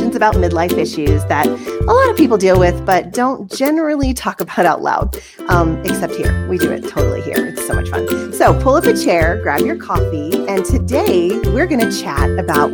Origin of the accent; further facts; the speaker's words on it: Utah, United States; I'm from Utah